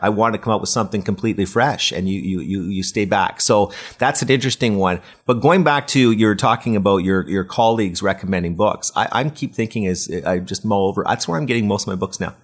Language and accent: English; Waterloo, Ontario, Canada; I'm from Waterloo, which is, you know, the Silicon Valley of Canada